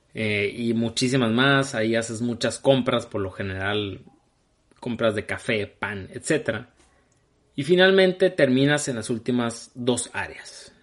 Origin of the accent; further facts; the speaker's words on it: Hermosillo, Sonora, Mexico; los que somos de Hermosillo y somos de mi edad